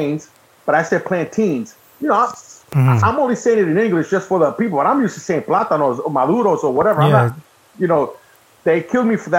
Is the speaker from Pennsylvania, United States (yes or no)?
no; Massachusetts, United States; I'm from Mass, so we go to Boston